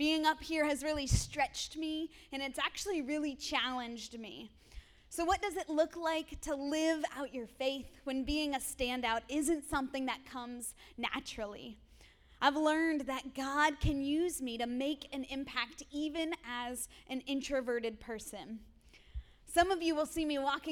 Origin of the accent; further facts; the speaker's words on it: Erie, Pennsylvania, United States; I grew up here in Erie in an incredible household.